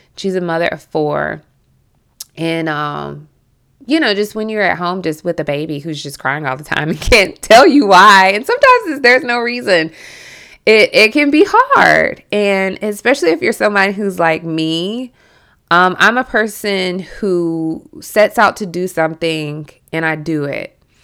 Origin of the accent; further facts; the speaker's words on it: Milledgeville, Georgia, United States; accent: southern; moved away; I am from Central Georgia, Millet Hill, Georgia, and I was raised kind of like in Southern culture.